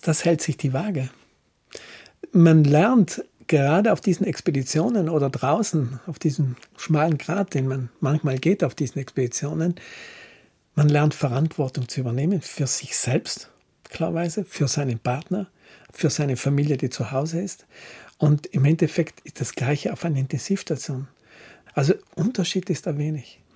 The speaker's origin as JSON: {"language": "German", "area": "Villnöss Valley, South Tyrol", "region": "Trentino-Alto Adige", "country": "Italy", "tie": "born or raised there", "also_born_or_lived": "Brixen", "said": "Wir sind in Finnöstal aufgewachsen"}